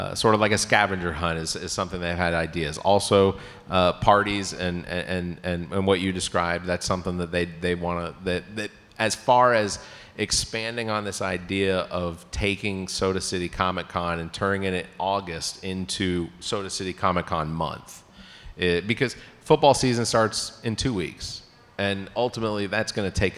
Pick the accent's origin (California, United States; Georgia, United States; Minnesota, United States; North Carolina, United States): Georgia, United States; Atlanta; now in Columbia, United States; I grew up in Atlanta